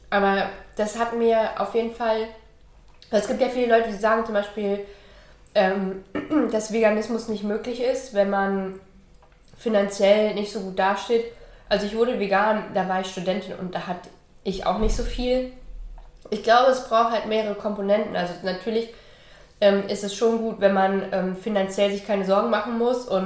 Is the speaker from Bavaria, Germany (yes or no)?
no; Hesse, Germany; also born or lived in East Germany; Ähm, ich bin im Osten geboren und in Westdeutschland in der Nähe von Frankfurt aufgewachsen.